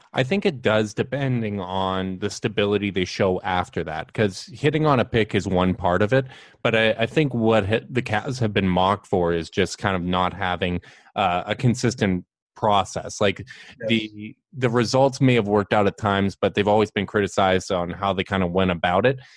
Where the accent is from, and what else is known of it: Winnipeg, Manitoba, Canada